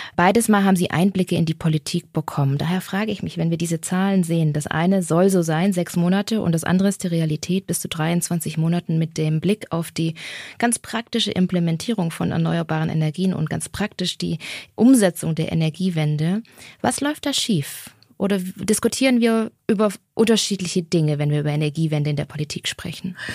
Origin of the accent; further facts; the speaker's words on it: Germany; wir als Deutsche